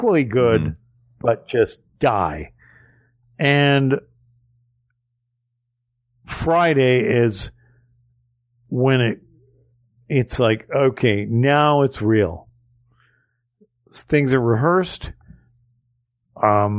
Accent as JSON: {"language": "English", "country": "Canada"}